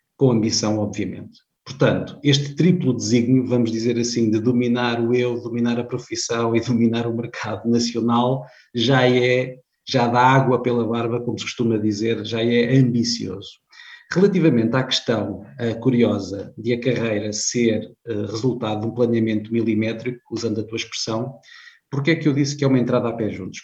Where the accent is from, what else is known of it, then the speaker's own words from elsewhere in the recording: Viseu District, Beira Alta, Centro, Portugal; moved away as an adult; also born or lived in Lisbon; embora nascido em Lisboa, vivi muitos anos eh, na Beira Alta, não longe de Coimbra, eu sou do distrito de Viseu